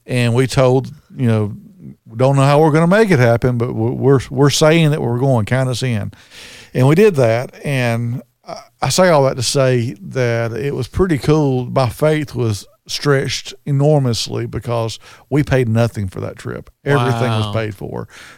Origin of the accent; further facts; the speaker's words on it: Birmingham, Alabama, United States; And that was kind of crazy because we were on a tour and everybody asked, where are you from? We said Birmingham.